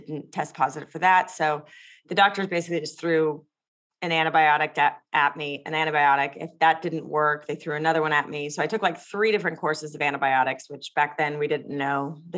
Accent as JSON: {"language": "English", "town": "Los Angeles", "region": "California", "country": "United States", "tie": "born or raised there", "said": "I grew up in Los Angeles"}